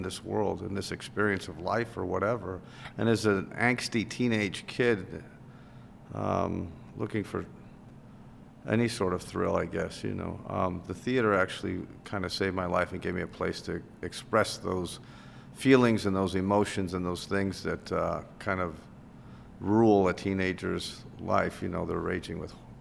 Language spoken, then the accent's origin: English; Chicago, Illinois, United States; I'm born and raised in Chicago, and I grew up on the north side